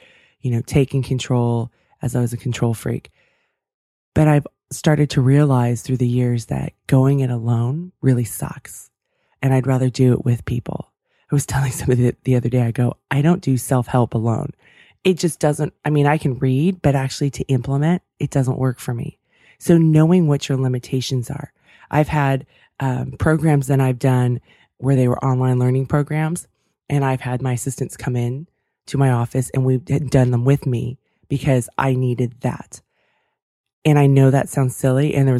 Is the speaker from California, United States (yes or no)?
yes; California, United States; I grew up outside of San Francisco in the 49ers.